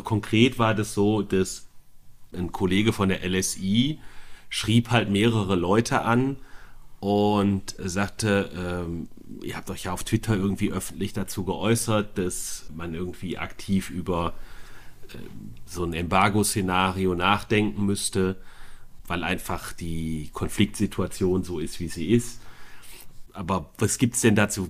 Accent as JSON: {"language": "German", "town": "Bonn", "region": "North Rhine-Westphalia", "country": "Germany", "said": "als Bonner"}